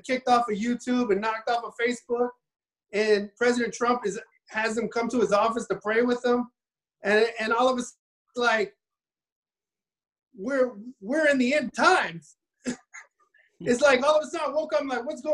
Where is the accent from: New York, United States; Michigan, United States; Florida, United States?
Florida, United States; Miami; I was raised in Miami, so I was raised a little bit different